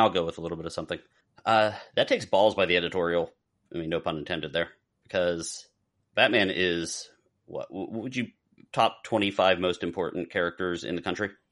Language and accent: English; South Florida, United States; growing up in South Florida.